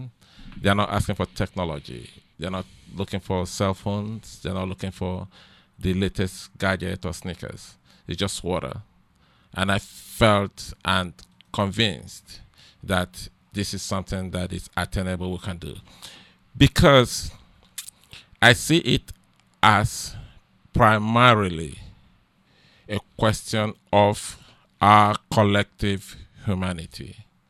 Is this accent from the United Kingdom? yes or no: no; Nigeria; now in United States; I came from Nigeria to the United States, and it's totally different between what goes on here and what transpires in Nigeria.